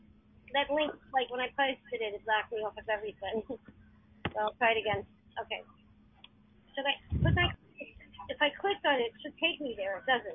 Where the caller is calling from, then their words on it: New York City, New York, United States; I'm in New York City, Manhattan.